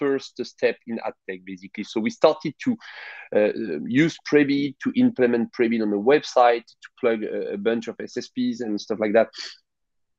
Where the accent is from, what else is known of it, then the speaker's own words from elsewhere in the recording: France; accent: French; English is a second language; I'm French with my accent